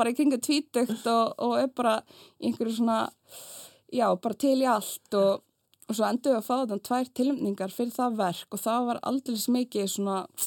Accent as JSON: {"language": "Icelandic", "country": "Iceland", "tie": "born or raised there", "also_born_or_lived": "France", "said": "ég elst mest upp á Íslandi"}